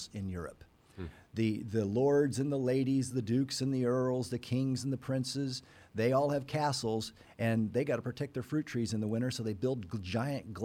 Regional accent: Kansas, United States; I'm from Kansas

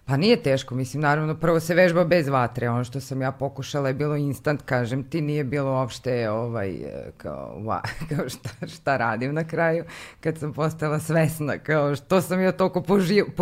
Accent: Kikinda, Vojvodina, Serbia; moved away as an adult; also born or lived in Belgrade; Iz Kikinde sam, e, tamo sam rođena i tog leta sam upisala faks

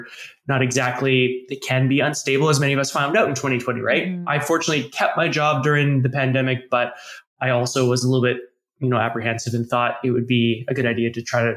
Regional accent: Canada; accent: Canadian; I'm from Canada, hence my Canadian accent, which I cannot detect, but other people might be able

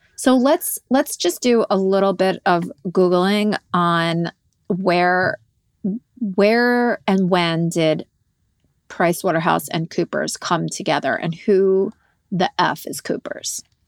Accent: Montrose, New York, United States; also born or lived in Peekskill; I was born in Peekskill, but for the majority of my life I grew up in Montrose.

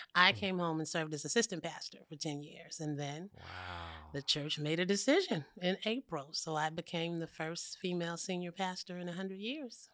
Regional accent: San Francisco Bay Area, California, United States; I am from the Bay Area

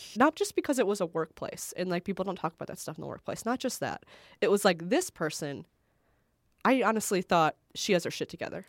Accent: Northwest Indiana, United States; where I grew up in Northwest Indiana

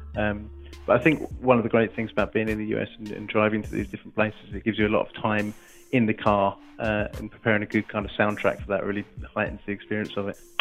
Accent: England, United Kingdom; being an Englishman abroad

